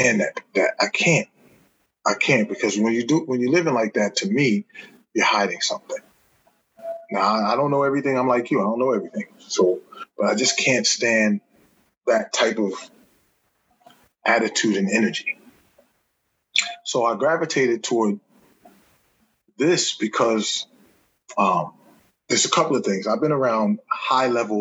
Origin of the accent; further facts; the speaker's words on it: Newark, New Jersey, United States; I'm from Newark, New Jersey